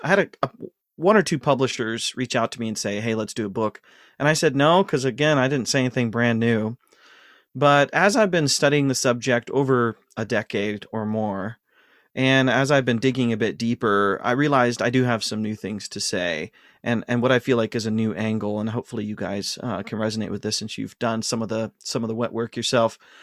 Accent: Ashland, Ohio, United States; moved away; I was born and raised in Ashland, Ohio.

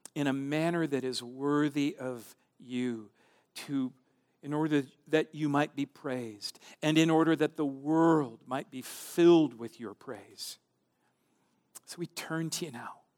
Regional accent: central Minnesota, United States; My hometown, my small town in central Minnesota

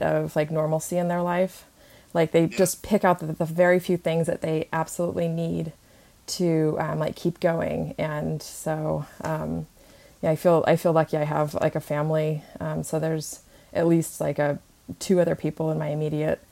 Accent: Redding, California, United States; moved away as an adult; also born or lived in Fullerton, California / Sacramento / San Francisco; now in Los Angeles, United States; Originally I was born in Southern California, but I grew up in Northern California in Redding

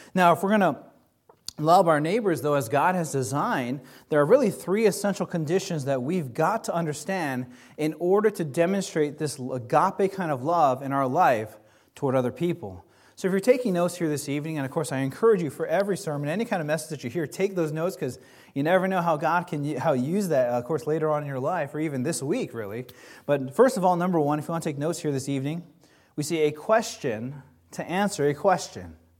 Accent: Kailua, Hawaii, United States; moved away; I, like I said, I grew up in Hawaii

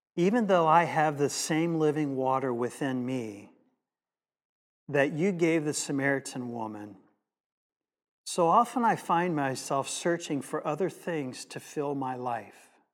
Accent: United States; As an American in the late, um, early seventies, mid seventies in America

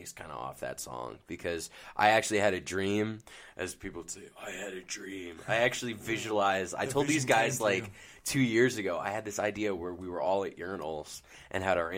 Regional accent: Northeast, United States; We're from the Northeast

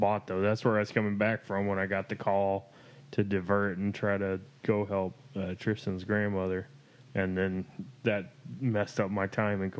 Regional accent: Axtell, Texas, United States; I grew up in Axtell, Texas.

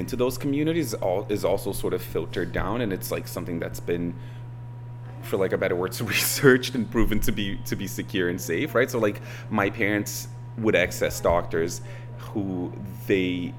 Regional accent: Milford, Massachusetts, United States; I grew up in Milford, Massachusetts

